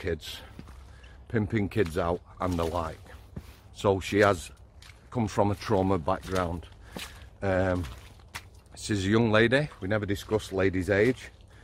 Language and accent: English; Yorkshire and the Humber, United Kingdom; as a Yorkshireman